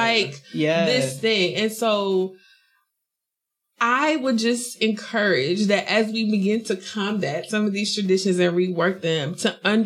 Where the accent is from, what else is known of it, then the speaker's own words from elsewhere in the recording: South Carolina, United States; moved away as an adult; I'm from South Carolina, where everyone stays there